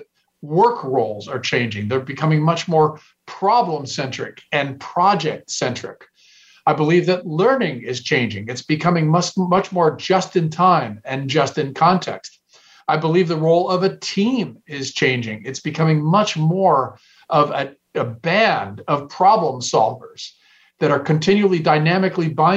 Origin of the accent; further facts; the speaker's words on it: Silicon Valley, California, United States; I'm from Silicon Valley